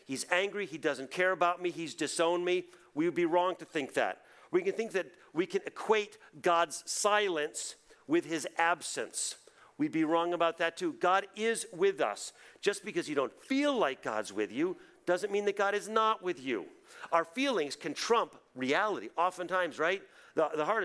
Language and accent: English; New England, United States; We grew up in New England.